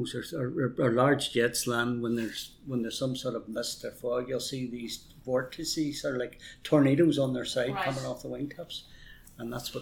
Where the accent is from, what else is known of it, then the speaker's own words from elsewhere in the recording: Derry, Northern Ireland, United Kingdom; also born or lived in Belfast; I'm originally from Derry